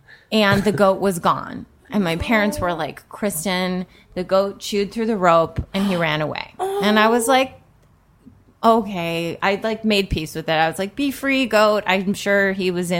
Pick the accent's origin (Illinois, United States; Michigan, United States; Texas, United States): Illinois, United States; Chicago suburbs; also born or lived in Tennessee; grew up in the Chicago suburbs primarily, and, we moved to Tennessee for 2 years